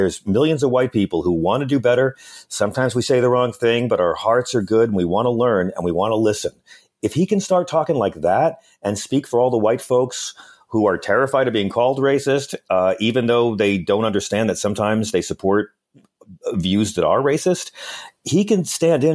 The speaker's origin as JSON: {"language": "English", "region": "New York", "country": "United States", "said": "I'm a New Yorker"}